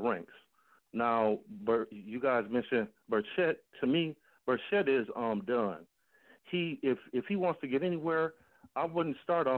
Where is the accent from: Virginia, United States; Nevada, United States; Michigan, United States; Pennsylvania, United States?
Michigan, United States; Detroit; moved away as an adult; now in Toledo, United States; I was born in Toledo and raised in Detroit. Been living in Toledo since 2011.